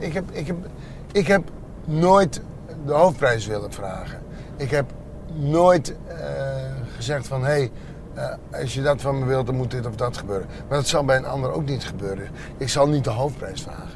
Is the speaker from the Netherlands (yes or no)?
yes; Friesland, Netherlands; born or raised there